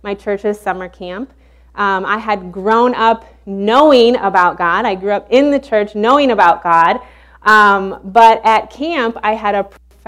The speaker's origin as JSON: {"language": "English", "region": "Illinois", "country": "United States", "also_born_or_lived": "Baton Rouge, Louisiana", "moved": "as an adult", "said": "we're originally from Illinois"}